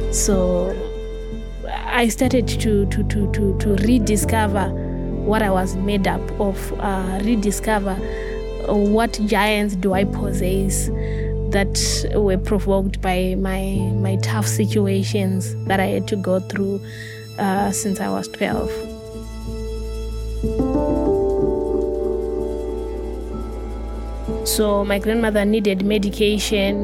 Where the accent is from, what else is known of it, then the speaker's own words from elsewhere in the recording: Harare, Zimbabwe; I was born in Harare, and then it was quite sad because my parents had an early divorce